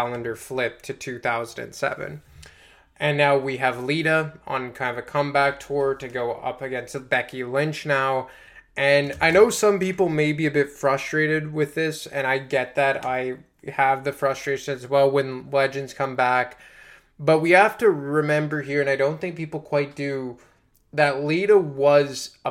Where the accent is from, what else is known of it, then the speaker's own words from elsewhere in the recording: Montreal, Quebec, Canada; in Montreal, actually, in my hometown